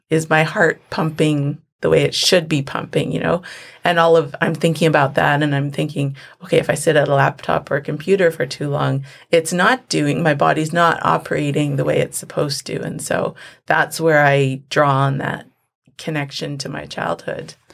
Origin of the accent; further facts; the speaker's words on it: Vancouver, British Columbia, Canada; also born or lived in Lac La Hache; I grew up in the city, in Vancouver. Um, we moved to Vancouver when I was about four years old